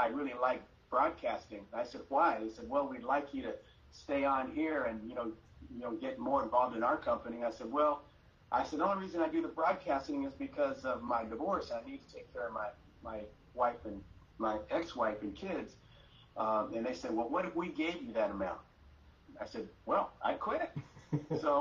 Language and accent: English; Los Angeles, California, United States; I grew up in Hollywood